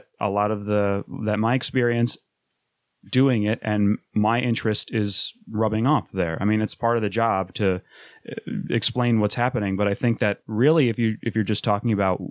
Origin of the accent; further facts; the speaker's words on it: Rochester, New York, United States; moved away as an adult; now in Philadelphia, United States; We're from Rochester, New York. I had to make the move to Philadelphia last year